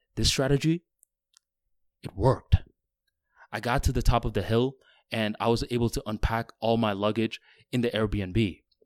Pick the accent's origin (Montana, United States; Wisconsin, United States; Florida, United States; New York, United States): Florida, United States; I'm from Florida, where all the roads are flat